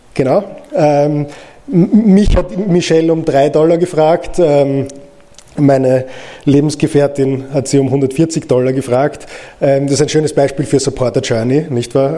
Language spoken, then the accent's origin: German; Austria; ich als Österreicher